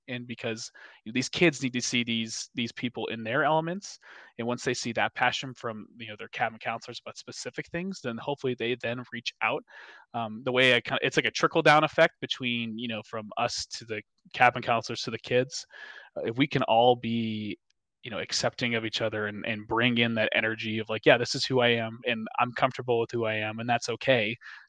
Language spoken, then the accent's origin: English; Minnesota, United States; because I have blonde hair, blue eyes, and I'm from Minnesota, so like I love butter.